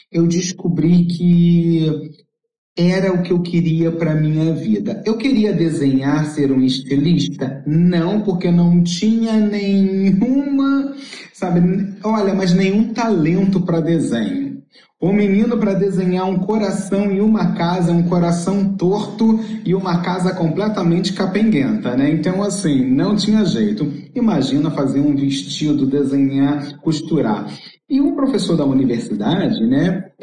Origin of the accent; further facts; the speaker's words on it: Brazil; now in Tampa, United States; contribuindo para a educação de outros imigrantes que, como eu